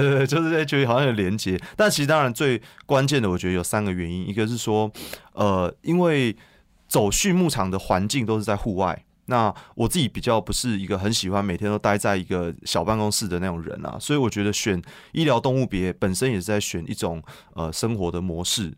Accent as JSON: {"language": "Chinese", "region": "Taipei", "country": "Taiwan", "tie": "born or raised there", "moved": "as an adult", "lives_now": "Yunlin, Taiwan", "said": "从小在台北长大，那我现在已经把户籍搬到云林已经八年了"}